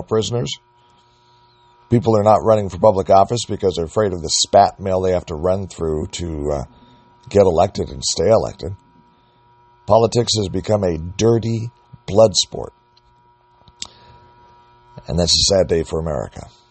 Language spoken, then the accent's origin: English; United States; We as the American people